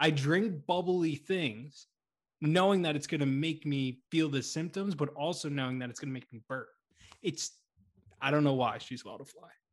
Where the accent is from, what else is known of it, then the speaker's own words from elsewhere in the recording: Boston, Massachusetts, United States; accent: Boston; my Boston accent